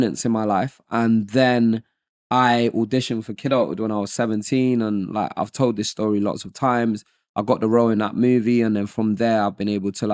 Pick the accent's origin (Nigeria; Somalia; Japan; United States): Nigeria; also born or lived in Lagos, Nigeria / Modakeke, Osun, Nigeria; now in United Kingdom; growing up, I grew up in Nigeria. I was born there. I was born in Lagos